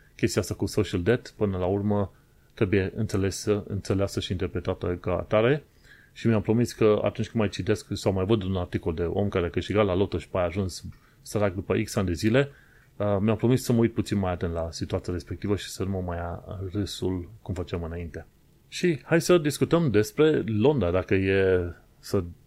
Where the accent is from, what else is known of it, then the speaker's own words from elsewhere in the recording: Romania; moved away as an adult; now in London, United Kingdom; Când am plecat din România